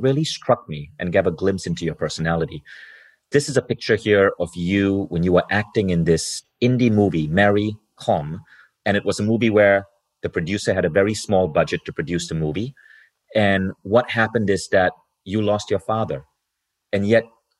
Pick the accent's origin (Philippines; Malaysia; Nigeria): Malaysia; also born or lived in United States; now in Europe; I grew up in Malaysia